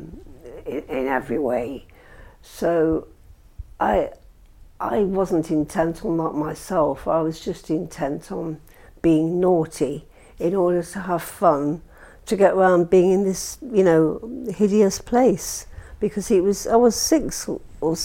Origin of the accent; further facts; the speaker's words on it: Blackpool, North West England, United Kingdom; accent: Lancashire twang; also born or lived in St Anne's-on-Sea / East London; now in London, United Kingdom; I grew up in Blackpool, and I went to school there.